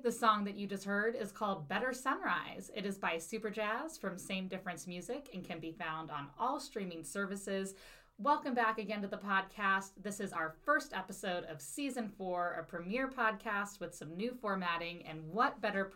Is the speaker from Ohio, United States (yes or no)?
yes; Cincinnati, Ohio, United States; now in St. Louis, United States; I'm originally from Cincinnati, Ohio